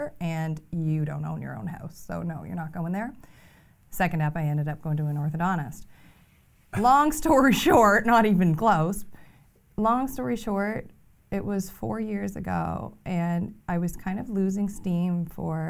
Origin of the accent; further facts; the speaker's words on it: Fredericton, New Brunswick, Canada; I'm from Fredericton